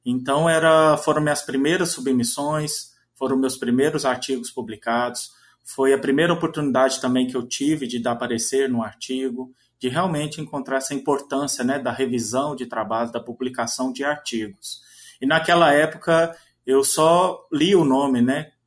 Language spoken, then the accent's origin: Portuguese; Minas Gerais, Brazil; moved away as an adult; also born or lived in São Paulo; now in Mossoró, Brazil; Sou natural da cidade de São Paulo, mas fui criado em Minas Gerais